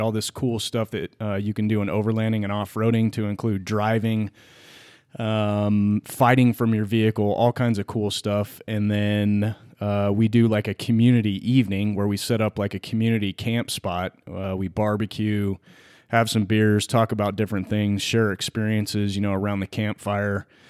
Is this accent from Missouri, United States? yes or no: no; California, United States; born and raised in California